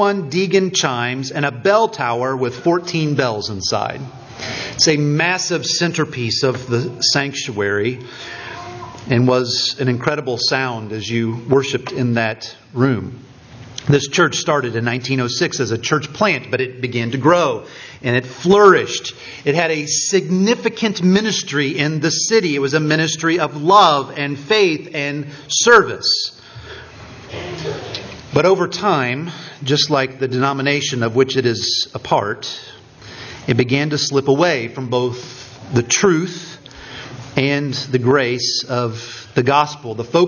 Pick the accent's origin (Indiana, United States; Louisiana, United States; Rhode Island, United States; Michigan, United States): Indiana, United States; Richmond; moved away; The little town that Stephanie and I grew up in Indiana